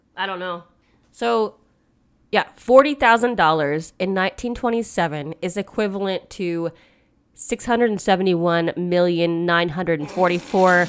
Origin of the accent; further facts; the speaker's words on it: United States; I am very American